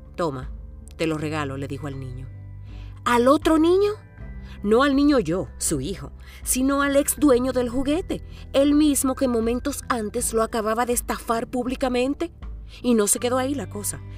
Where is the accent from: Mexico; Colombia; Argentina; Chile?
Chile; Santiago, Santiago Metropolitan Region; also born or lived in Romania; Yo conocí a mi abuela Inés y mi abuelo Félix cuando llegamos de Rumania en el año 1980. Apenas tenía 6 años